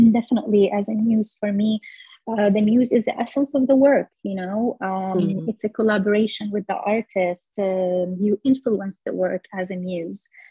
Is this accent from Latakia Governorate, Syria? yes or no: no; Damascus, Damascus Governorate, Syria; moved away; I grew up walking in neighborhoods where we were surrounded by jasmine flowers, and the smell in the spring, it's just everywhere in Damascus